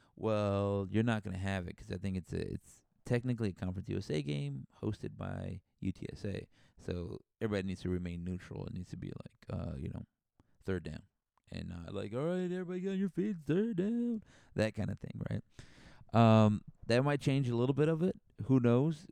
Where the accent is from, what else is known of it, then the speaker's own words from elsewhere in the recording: San Antonio, Texas, United States; I'm from San Antonio.